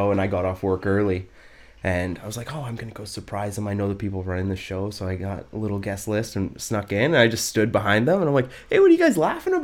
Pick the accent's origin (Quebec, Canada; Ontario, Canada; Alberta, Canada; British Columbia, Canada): British Columbia, Canada; Aldergrove; born or raised there; also born or lived in United States